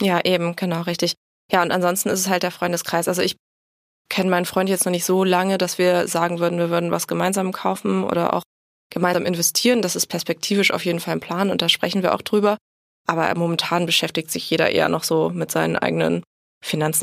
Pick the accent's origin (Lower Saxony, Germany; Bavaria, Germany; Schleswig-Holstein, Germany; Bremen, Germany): Bremen, Germany; dann bin ich zuletzt in Bremen groß geworden